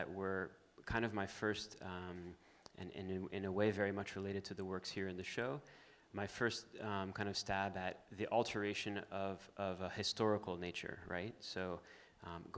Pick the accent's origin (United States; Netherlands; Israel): United States; Miami, Florida; I grew up in Miami, very much in the natural part of Miami